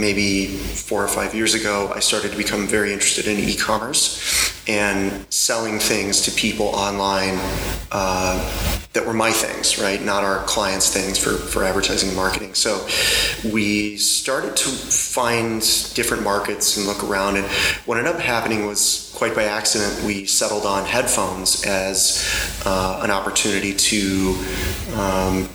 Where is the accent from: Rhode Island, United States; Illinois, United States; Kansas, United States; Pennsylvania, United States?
Illinois, United States; Chicago; I'm from the USA, Chicago, and that's the Midwest